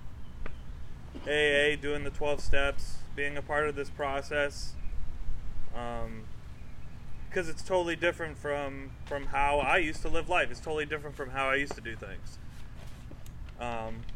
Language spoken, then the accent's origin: English; Florida, United States; I was raised in Florida